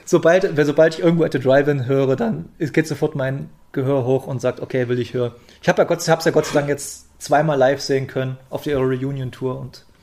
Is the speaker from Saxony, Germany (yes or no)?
yes; Bautzen, Saxony, Germany; Ich wohne ja, ich komme ja aus Bautzen, meine Ausbildung war zu Ende und dann habe ich, ich habe immer schon ein bisschen in Leipzig gewohnt, da bin ich mal in Leipzig gezogen.